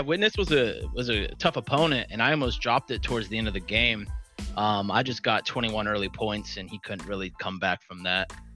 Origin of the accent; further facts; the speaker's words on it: Columbus, Ohio, United States; I'm from Columbus.